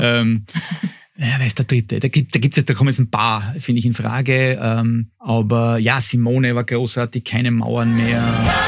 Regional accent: Austria

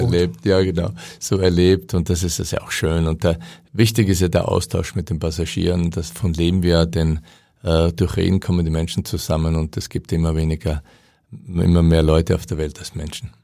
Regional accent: Austria; moved away; als Österreicher

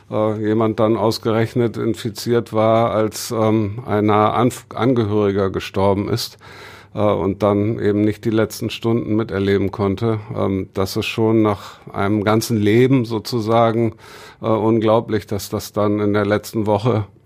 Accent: Bremen, Germany; als Bremer esse ich tatsächlich gerne braunen Kohl

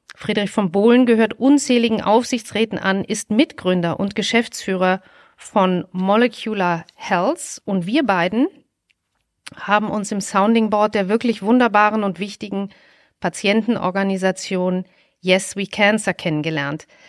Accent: Essen, North Rhine-Westphalia, Germany; ich bin in Essen groß geworden

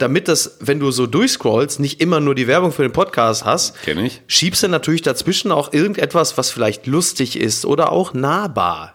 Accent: Ruhr area, North Rhine-Westphalia, Germany; ich komme aus dem Ruhrgebiet

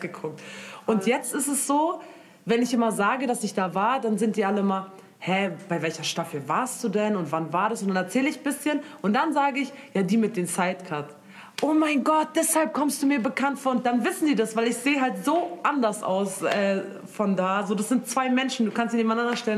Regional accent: Germany; ich bin aus Deutschland

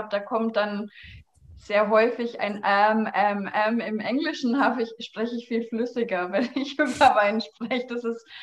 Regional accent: Bavaria, Germany; ich, ich komme komm ja aus Franken, wie man hören kann.

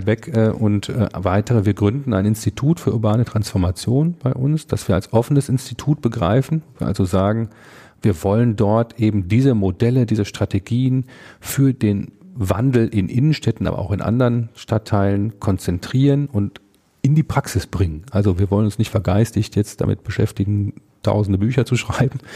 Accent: Münsterland, North Rhine-Westphalia, Germany; now in Ruhr area, Germany; ich komme ja gebürtig aus dem Münsterland, bin also zugereister

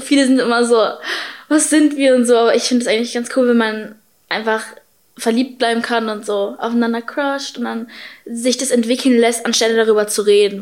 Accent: Berlin, Germany; Ich bin zwar halb Ami, halb Deutsch, aber ich bin halt in Berlin geboren

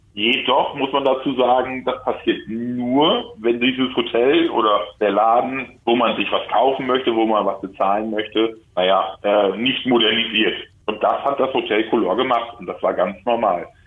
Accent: Germany; ich als Deutscher

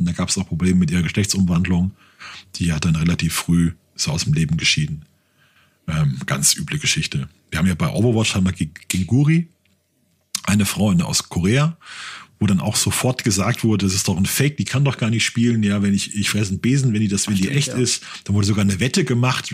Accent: Germany; ich bin Deutscher

